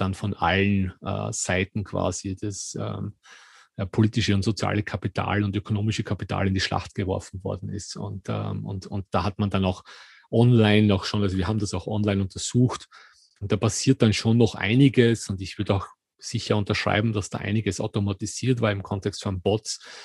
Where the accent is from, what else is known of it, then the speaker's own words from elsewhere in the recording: Austria; in Österreich, wo ich aufgewachsen bin